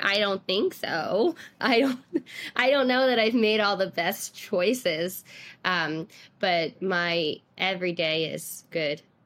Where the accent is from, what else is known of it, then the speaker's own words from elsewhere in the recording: New York City, New York, United States; I'm from Staten Island